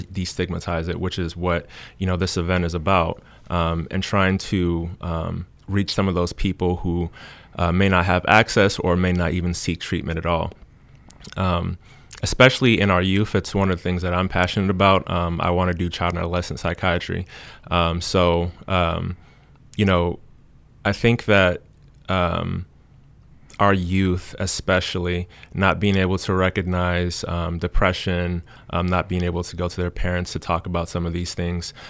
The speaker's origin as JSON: {"language": "English", "town": "Cincinnati", "region": "Ohio", "country": "United States", "moved": "as an adult", "lives_now": "Du Bois, United States", "said": "I'm originally from Cincinnati, Ohio"}